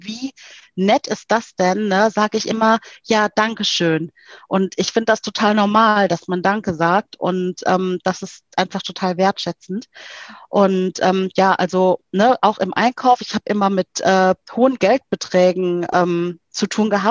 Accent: South Africa; ich bin äh, äh, aus Südafrika sehr geprägt. Ähm, ich bin ja in der Apartheid aufgewachsen.

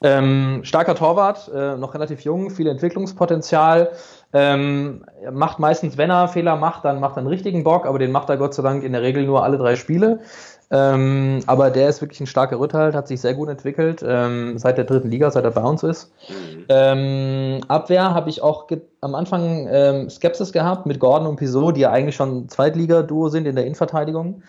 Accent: Karlsruhe, Baden-Württemberg, Germany; geboren, aufgewachsen in Karlsruhe bin ich

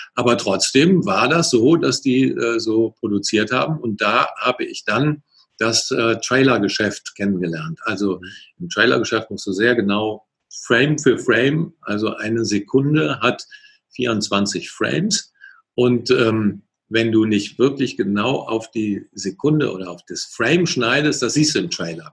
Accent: Cologne, North Rhine-Westphalia, Germany; also born or lived in Ingolstadt; ich komme hier aus der Ecke Köln äh, und Umgebung

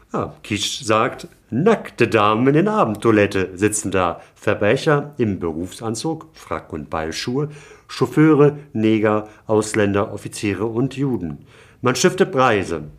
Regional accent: Hamburg, Germany; als gebürtigen Hamburger

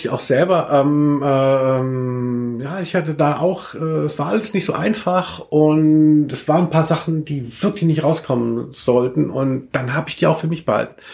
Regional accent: Southern Germany, Germany; now in Cologne, Germany; Gell, dass man merkt, ich komme eigentlich aus Süddeutschland.

